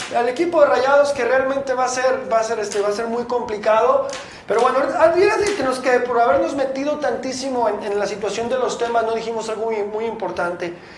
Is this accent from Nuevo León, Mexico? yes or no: no; Guadalajara, Jalisco, Mexico; los que somos de aquí de Guadalajara